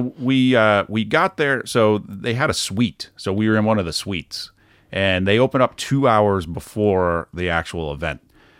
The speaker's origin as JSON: {"language": "English", "region": "Michigan", "country": "United States", "tie": "born or raised there", "also_born_or_lived": "Grand Rapids, Michigan", "said": "Grew up outside of Detroit, Michigan."}